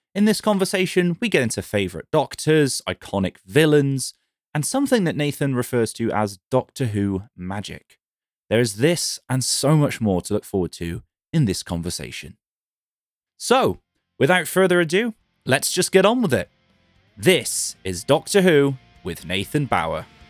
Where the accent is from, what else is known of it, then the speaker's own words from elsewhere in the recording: United Kingdom; I'm British